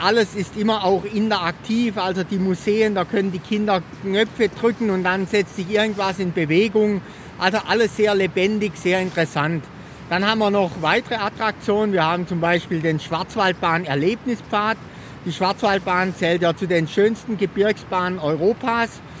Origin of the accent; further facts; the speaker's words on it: Triberg, Baden-Württemberg, Germany; Ich bin jetzt hier in meiner Heimatstadt seit etwa 20 Jahren